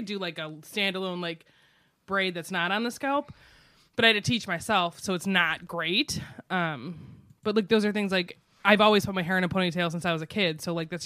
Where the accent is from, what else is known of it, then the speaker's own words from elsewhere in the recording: Cleveland, Ohio, United States; We're all Irish Catholics in Cleveland